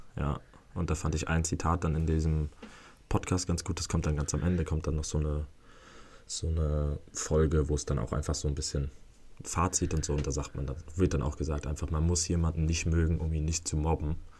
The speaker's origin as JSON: {"language": "German", "country": "Netherlands", "said": "als Holländer hier"}